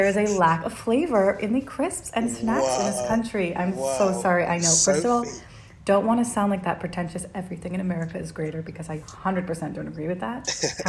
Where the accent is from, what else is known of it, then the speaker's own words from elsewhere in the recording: United States; accent: American; moved away as an adult; now in London, United Kingdom; I am the American accent on the podcast. Woohoo! So I am in London. I moved here a year and a half ago